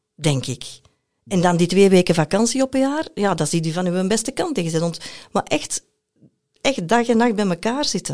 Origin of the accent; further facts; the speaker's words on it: Belgium; moved away as an adult; also born or lived in Brazil; als Belg, kan je dubbele nationaliteit hebben